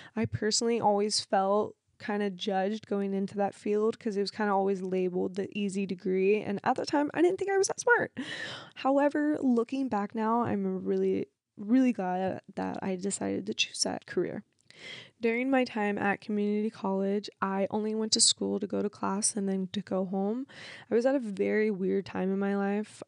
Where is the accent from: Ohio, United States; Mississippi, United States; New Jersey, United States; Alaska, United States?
Ohio, United States; Cincinnati; I was born in Cincinnati, Ohio